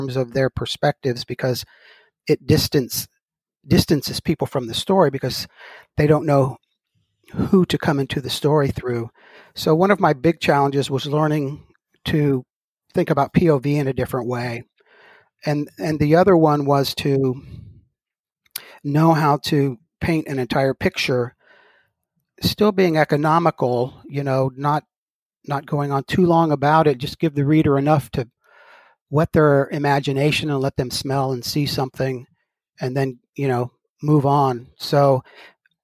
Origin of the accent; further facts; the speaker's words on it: Gulf of Mexico, Gulf Coast, United States; I grew up on the Gulf of Mexico